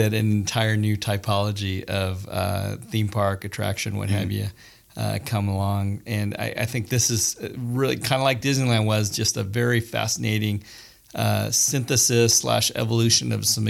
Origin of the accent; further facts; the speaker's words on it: Germany; moved away; I grew up in Germany